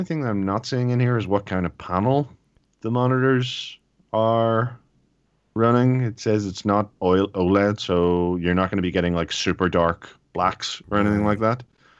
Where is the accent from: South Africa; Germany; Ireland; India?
Ireland; But I'm Irish, so it's okay.